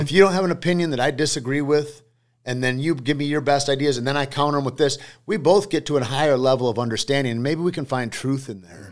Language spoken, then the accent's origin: English; Alpena, Michigan, United States; I grew up in Alpena, Michigan.